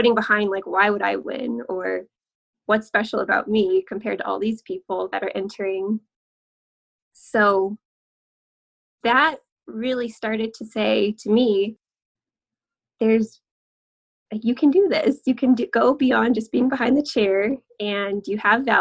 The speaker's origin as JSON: {"language": "English", "region": "Southern California", "country": "United States", "also_born_or_lived": "Hawaii", "moved": "as an adult", "lives_now": "Salt Lake City, United States", "said": "I am originally from Southern California"}